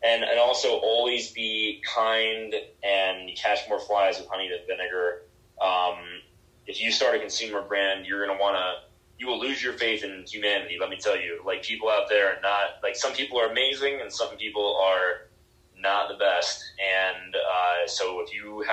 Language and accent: English; Miami, Florida, United States; also born or lived in Seattle; now in Denver, United States; I'm from Miami originally.